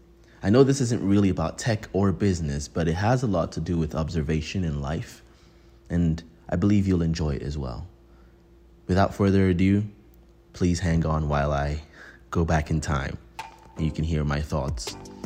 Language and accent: English; Nigeria; now in Canada; Today, we're going to talk about the things I learned when I moved to Canada from Nigeria.